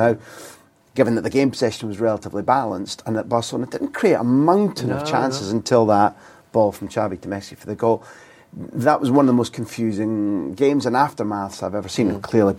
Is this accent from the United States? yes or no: no; Aberdeen, Scotland, United Kingdom; I grew up in Aberdeen